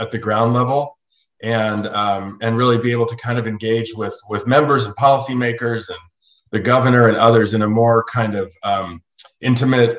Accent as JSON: {"language": "English", "town": "Denver", "region": "Colorado", "country": "United States", "tie": "born or raised there", "moved": "as an adult", "lives_now": "Vermont, United States", "said": "I grew up in Denver, Colorado, in Southeast Denver"}